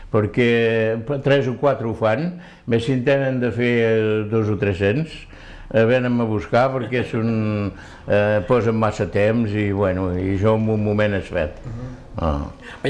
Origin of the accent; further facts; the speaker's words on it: Ortaffa, Occitania, France; moved away as an adult; now in Elne, France; Soc d'Hortafà